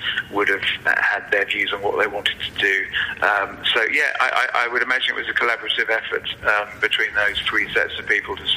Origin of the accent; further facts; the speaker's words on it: Wales, United Kingdom; I'm a Welshman